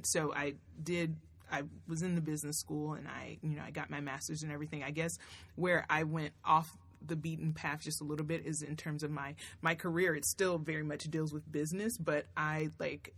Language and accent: English; Tennessee, United States; moved away as an adult; also born or lived in Florida; I grew up in Tennessee, but I came to school here in Florida at FAMU.